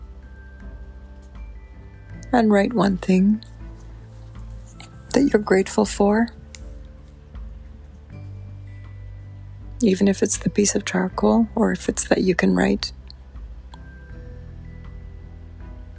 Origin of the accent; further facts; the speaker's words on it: Guyana; Guyana in South America, which is where I'm from. I'm from Guyana.